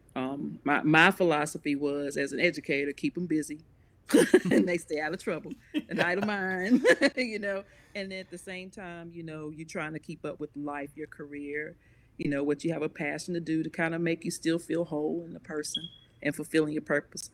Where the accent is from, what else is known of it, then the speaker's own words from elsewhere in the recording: Concord, United States; also born or lived in Mount Pleasant; I'm from Concord, but for a little while, for about nine years, we lived in Mount Pleasant